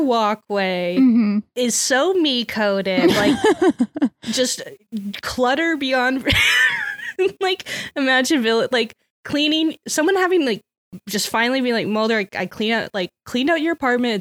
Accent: Texas, United States; as a Texan

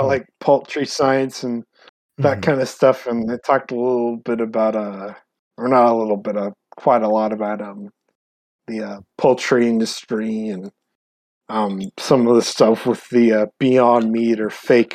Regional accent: San Antonio, Texas, United States; I'm from San Antonio

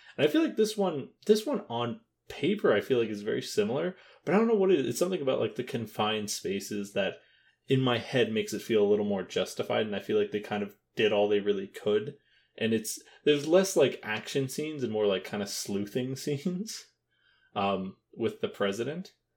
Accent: Canada; as a, as a Canadian

